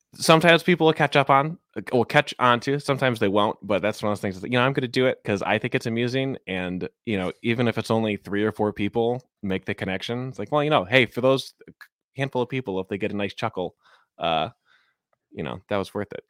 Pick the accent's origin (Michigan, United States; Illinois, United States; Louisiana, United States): Illinois, United States; Chicago; moved away as an adult; now in Seattle, United States; I grew up in Ch, Chicago, Cubs fan, um, but I moved out to Seattle in twenty fifteen